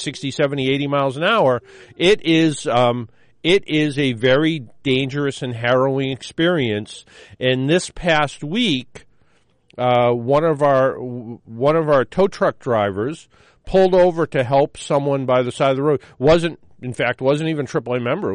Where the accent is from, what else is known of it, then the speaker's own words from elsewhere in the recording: Boston, Massachusetts, United States; we're from Boston